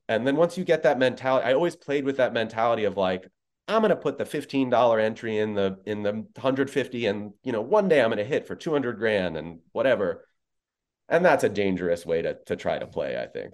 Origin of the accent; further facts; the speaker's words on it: New York, United States; I'm a born and bred New Yorker